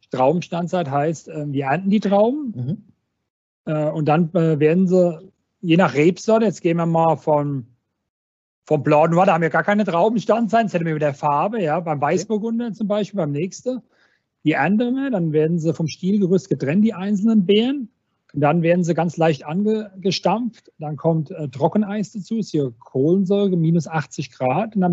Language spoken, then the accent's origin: German; Weinolsheim, Rhineland-Palatinate, Germany; ich komme ja aus Weinholzheim, wir sind, wir sind 700 Einwohner, bei uns kennt noch jeder jeden.